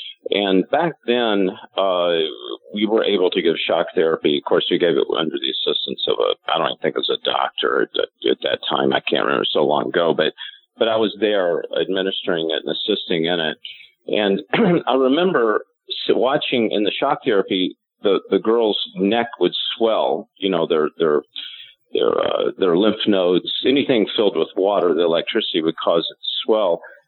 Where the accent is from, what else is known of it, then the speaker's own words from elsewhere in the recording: Louisville, Kentucky, United States; born there; And I was born in Louisville, and that's the reason that I kind of understand it.